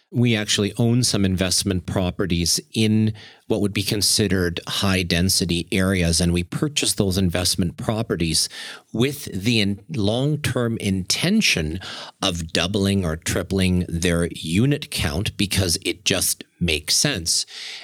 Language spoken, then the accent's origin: English; Germany; moved away; I know, yes, I'm originally from Germany. And when I go there, you can go into almost any one of my family's homes